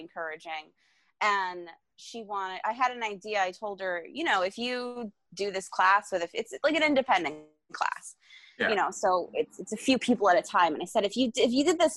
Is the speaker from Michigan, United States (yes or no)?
no; South Florida, United States; moved away as an adult; also born or lived in Long Island, New York; I'm originally from South Florida